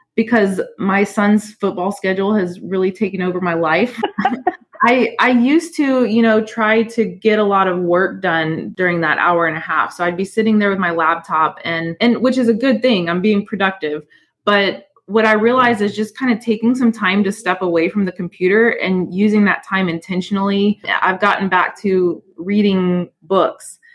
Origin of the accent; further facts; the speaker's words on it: Houston, Texas, United States; also born or lived in New Orleans, Louisiana; I I grew up in in New Orleans, but I moved to Houston when I was pretty young, like 4 years old, and and I was always proud to become a Texan